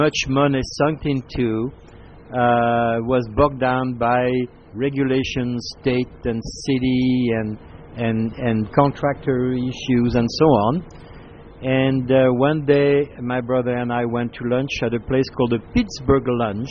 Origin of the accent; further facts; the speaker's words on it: Paris, Île-de-France, France; moved away as an adult; also born or lived in Spokane, United States; now in United States; I grew up in Paris from a large family of seven boys